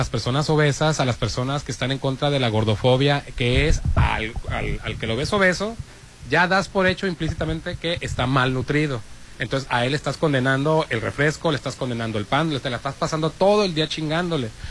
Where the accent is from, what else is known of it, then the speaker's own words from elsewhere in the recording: Sinaloa, Mexico; now in Puebla, Mexico; yo soy sinaloense orgullosamente actualmente vivo en la ciudad de Puebla